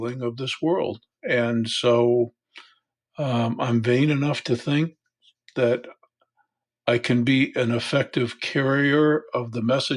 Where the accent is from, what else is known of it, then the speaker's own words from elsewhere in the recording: Michigan, United States; also born or lived in Arizona / West Texas; now in Little Rock, United States; I was born and raised in Michigan, moved to Arizona, went to graduate school in West Texas